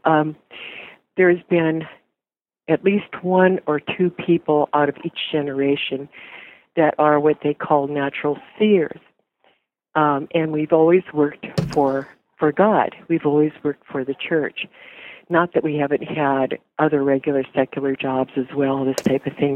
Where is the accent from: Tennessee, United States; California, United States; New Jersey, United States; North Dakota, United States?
North Dakota, United States; I'm from North Dakota originally